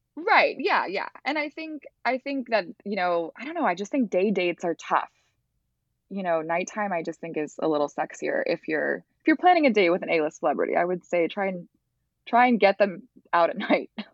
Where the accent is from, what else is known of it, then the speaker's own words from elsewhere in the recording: Los Angeles, California, United States; I grew up in the Palisades